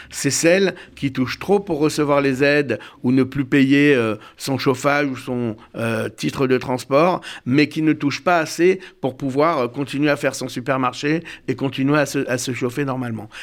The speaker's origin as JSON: {"language": "French", "town": "Bordeaux", "region": "Nouvelle-Aquitaine", "country": "France", "tie": "born or raised there", "said": "moi je suis né à Bordeaux"}